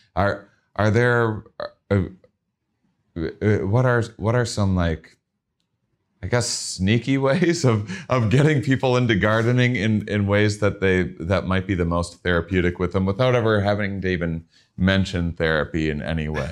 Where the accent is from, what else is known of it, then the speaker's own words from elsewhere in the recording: Midwest, United States; I'm from the Midwest, um, and, uh, kind of a smaller town upbringing